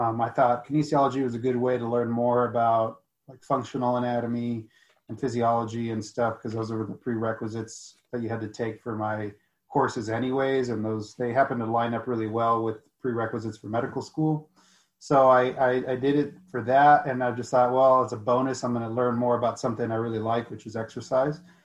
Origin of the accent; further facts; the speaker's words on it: United States; I grew up in the United States, but I have a lot of culture in Mexico